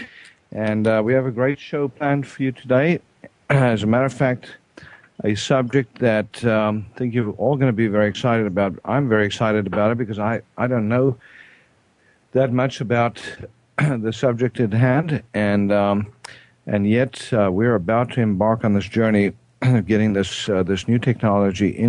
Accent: South Africa; I'm South African

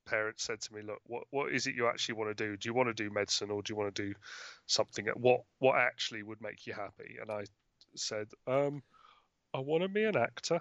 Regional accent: London, United Kingdom; I grew up in London

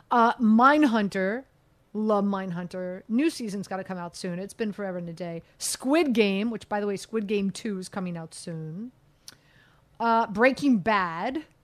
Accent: Miami, Florida, United States; I grew up in Miami in the '80s

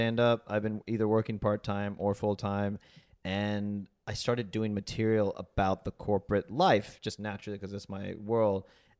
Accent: the South, United States; moved away; also born or lived in Huntsville, Alabama; I'm from the South, I'm Indian

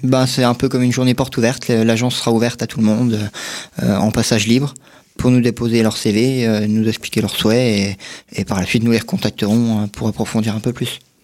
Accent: Vittel, Grand Est, France; born or raised there

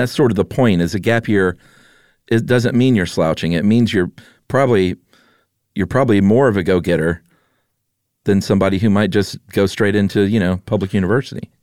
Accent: United States; I'm an American like you

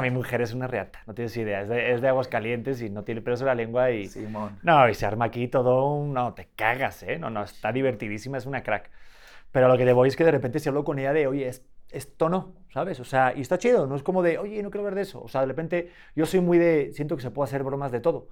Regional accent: Madrid, Community of Madrid, Spain; also born or lived in Beijing / India; now in Mexico; Es que yo soy de Madrid.

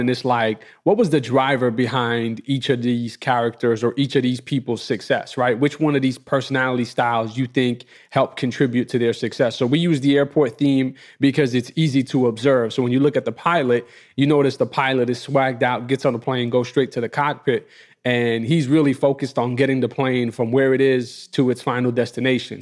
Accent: New York City, New York, United States; my block where I grew up in Queens

